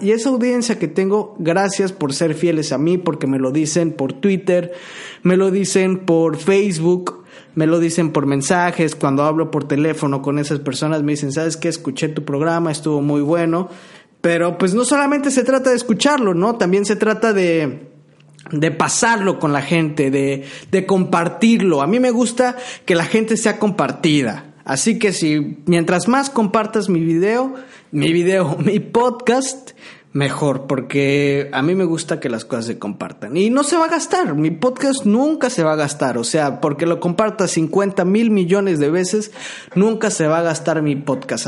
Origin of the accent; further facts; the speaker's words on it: Tabasco, Mexico; yo soy tabasqueño